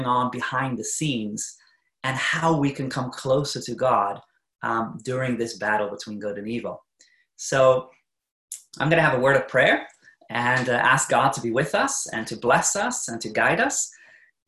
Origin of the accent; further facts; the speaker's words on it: New Zealand; moved away as an adult; now in Norway; I'm not originally from Norway, but I'm born in New Zealand, but I married a Norwegian. And so I've been living in Norway actually for the last, about 17 years now